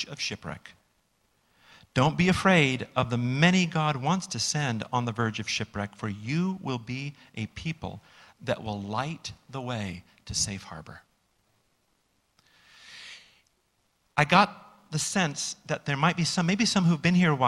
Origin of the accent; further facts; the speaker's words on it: United States; we as American Christians